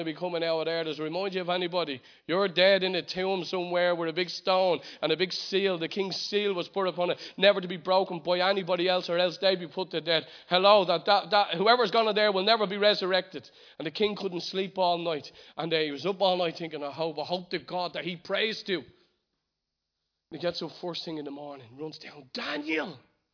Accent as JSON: {"language": "English", "country": "Ireland", "said": "as an Irishman"}